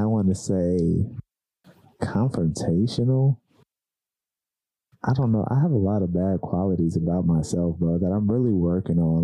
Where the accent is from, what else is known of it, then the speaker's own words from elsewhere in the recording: California, United States; me and Nunchuck are from California